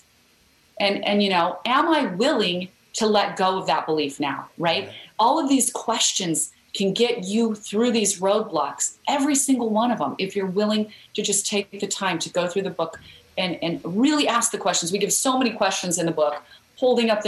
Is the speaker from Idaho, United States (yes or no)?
yes; Idaho, United States; I grew up in Idaho where we have a lot of potatoes, but no mangoes